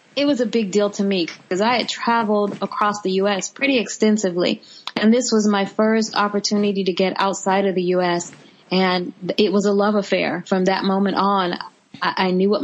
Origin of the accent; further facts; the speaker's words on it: Kansas City, Missouri, United States; moved away as an adult; now in Florida, United States; I'm from the Midwest, if you can believe that. Missouri girl, born and raised.